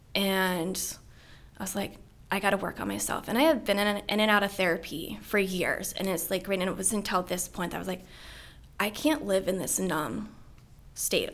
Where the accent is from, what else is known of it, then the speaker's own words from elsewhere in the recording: Middletown, Maryland, United States; I grew up here in Frederick County, just over Braddock Mountain, Middletown. Um, grew up here my whole life